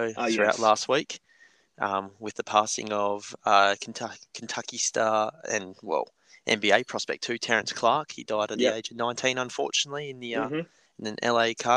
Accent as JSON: {"language": "English", "town": "Perth", "region": "Western Australia", "country": "Australia", "said": "we're from Perth in Western Australia, and we're currently in a lockdown at the moment"}